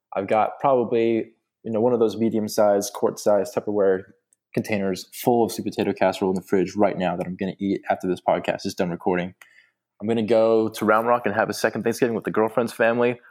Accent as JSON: {"language": "English", "region": "Texas", "country": "United States", "tie": "born or raised there", "also_born_or_lived": "Colorado", "said": "my home state, the great state slash nation of Texas"}